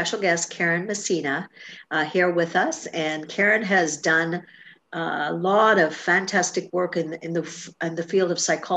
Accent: Trinidad & Tobago; moved away; I grew up in Trinidad and Tobago and the same thing in the islands

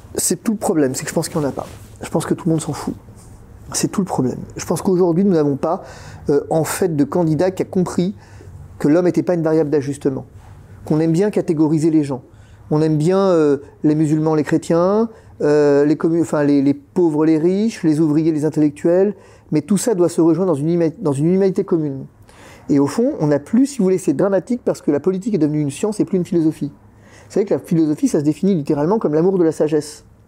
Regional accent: France; on est français

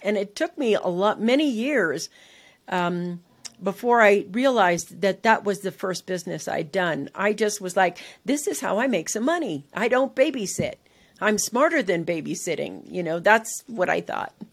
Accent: San Francisco, California, United States; I literally was living in San Francisco. That's where, you know, I grew up in California

